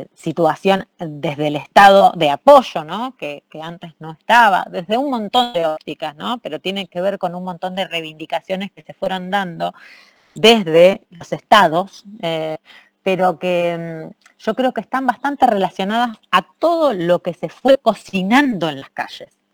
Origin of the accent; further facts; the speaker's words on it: Rosario, Santa Fe, Argentina; moved away as an adult; now in Barcelona, Spain; Argentina, de donde vengo, no solamente Rosario, que es mi ciudad de origen